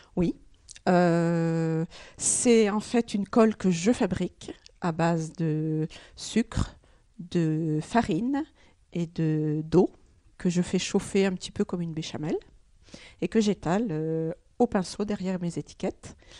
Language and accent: French; Oise, Hauts-de-France, France; moved away; je suis originaire de, de l'Oise